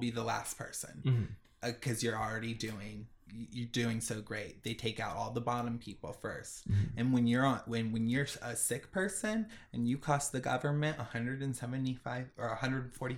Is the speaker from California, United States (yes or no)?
yes; Orange County, California, United States; moved away; we grew up in Orange County